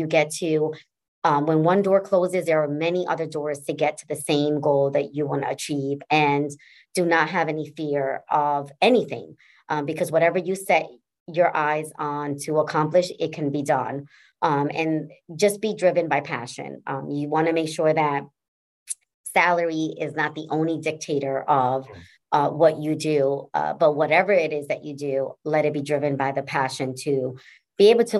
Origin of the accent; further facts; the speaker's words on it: New Haven, Connecticut, United States; I was raised in Fairhaven, section of New Haven, and saw a lot of social determinants that was impacting that community.